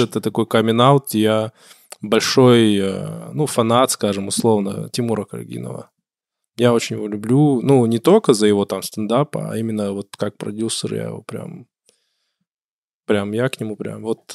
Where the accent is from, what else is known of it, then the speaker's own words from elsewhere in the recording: Kabardino-Balkaria, Russia; я люблю свой край, я позиционирую себя, я кабардинец, я там адык, черкес